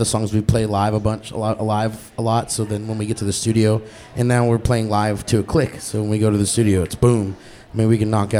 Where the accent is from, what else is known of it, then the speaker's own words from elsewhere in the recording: George West, Texas, United States; I'm from George West and South Texas